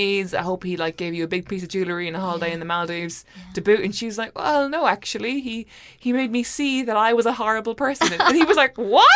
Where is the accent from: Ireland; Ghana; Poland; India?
Ireland; as an Irish person